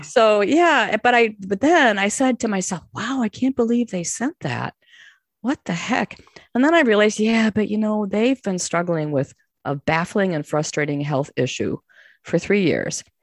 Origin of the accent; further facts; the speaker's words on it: Chicago, Illinois, United States; I'm from Chicago, you know, and, um, you, I have a certain, like, I'm not going to be scared of people in the city attitude.